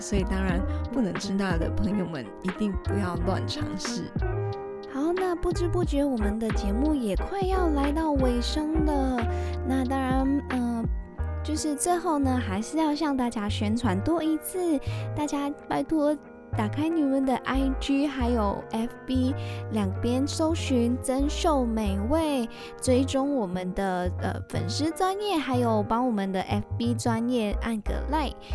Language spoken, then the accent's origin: Chinese; Malaysia; 我是马来西亚人